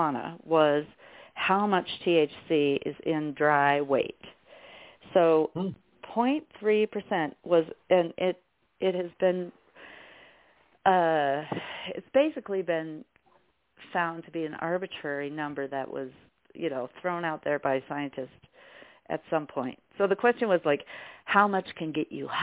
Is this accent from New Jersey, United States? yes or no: no; Colorado, United States; growing up in Colorado